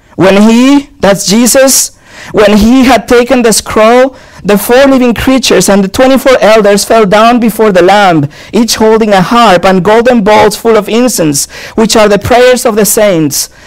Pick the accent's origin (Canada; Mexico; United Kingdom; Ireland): Mexico; now in Cannes, France; I was born in Mexico